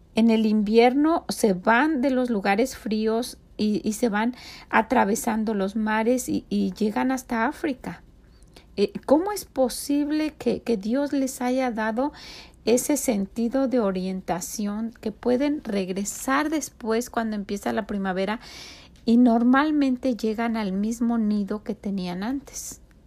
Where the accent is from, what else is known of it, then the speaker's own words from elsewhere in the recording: Mexico; now in United States; no dejamos de tener el patrón de vida orgullosamente de México. Nosotros cocinamos como mexicanos